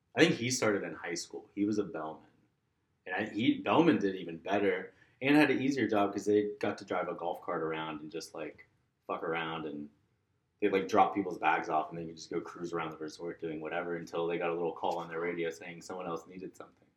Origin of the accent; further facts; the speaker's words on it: Orlando, Florida, United States; moved away as an adult; also born or lived in Minneapolis / Gainesville; now in Atlanta, United States; I loved growing up there